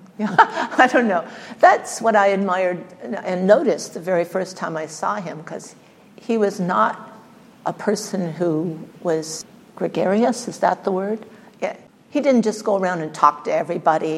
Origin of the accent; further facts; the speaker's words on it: Burbank, California, United States; I spent all but 7 years of my life in Burbank, California.